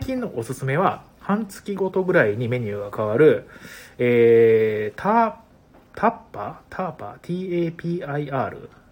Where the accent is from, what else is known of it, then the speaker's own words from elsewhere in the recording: Ehime, Japan; moved away as an adult; also born or lived in Osaka; now in Tokyo, Japan; 言っても僕愛媛県にいたのもそんなに18年ぐらいしかいないんで